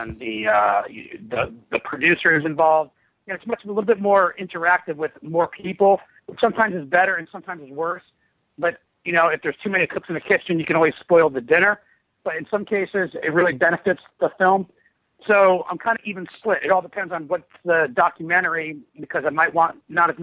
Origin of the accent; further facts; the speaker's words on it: New Jersey, United States; also born or lived in Ohio; I'm from Jersey.